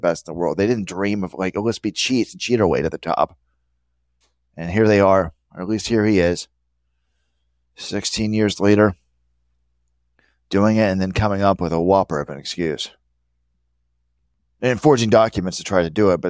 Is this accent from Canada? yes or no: no; New Zealand; As a youth growing up in New Zealand, sportsmanship and general morals, you can't consider that.